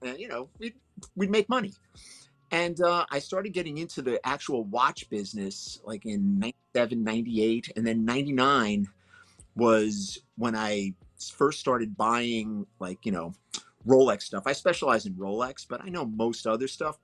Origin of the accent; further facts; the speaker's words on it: New York City, New York, United States; I grew up in Brooklyn, New York